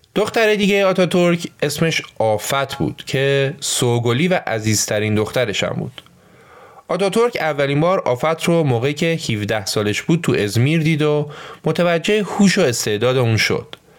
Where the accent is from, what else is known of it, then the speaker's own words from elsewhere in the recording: Iran; ما تو ایران